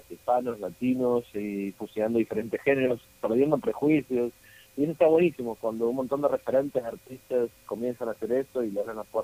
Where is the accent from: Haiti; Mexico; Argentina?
Argentina; que obviamente yo crecí en Argentina, así que por familiarizado con, con el cuarteto y demás